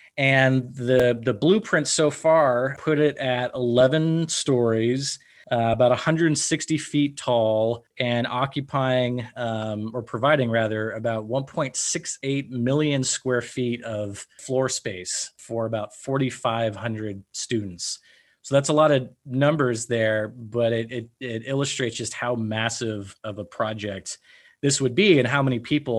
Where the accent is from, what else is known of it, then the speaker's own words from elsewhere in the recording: Marin County, Northern California, United States; where I grew up in Northern California, I grew up in a small town in Marin County, and our population was about 4,500 people, 5,000 people.